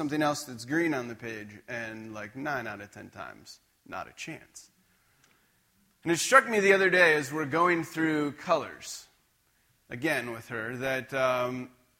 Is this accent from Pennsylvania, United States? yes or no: yes; just outside of Scranton, Pennsylvania, United States; now in Spokane, United States; I grew up just outside of Scranton, Pennsylvania